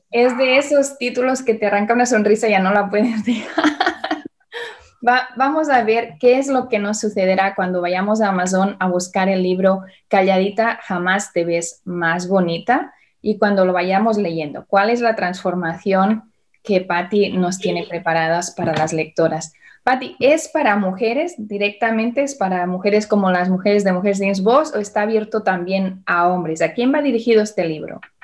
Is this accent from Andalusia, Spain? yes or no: no; Barcelona, Catalonia, Spain; now in Indianapolis, United States; Y nací en Barcelona y ahora vivo en Estados Unidos con mi familia